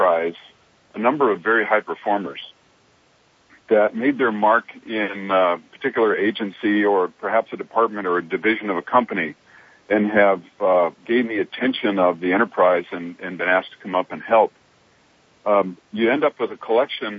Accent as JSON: {"language": "English", "town": "Fairbanks", "region": "Alaska", "country": "United States", "tie": "born or raised there", "said": "I grew up in Fairbanks"}